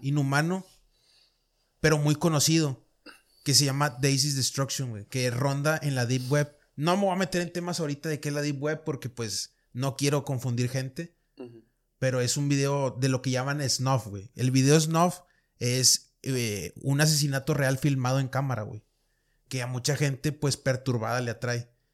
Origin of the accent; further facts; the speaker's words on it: Monterrey, Nuevo León, Mexico; soy de Monterrey